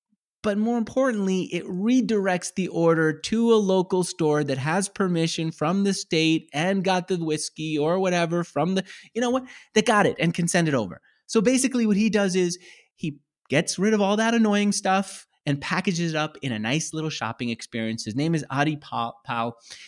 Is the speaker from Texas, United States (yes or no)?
no; California, United States; I come from California where you could buy whiskey, good whiskey at Trader Joe's at a great price.